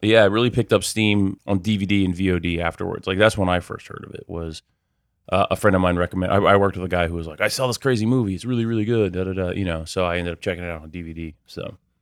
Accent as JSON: {"language": "English", "country": "United States", "said": "as a American"}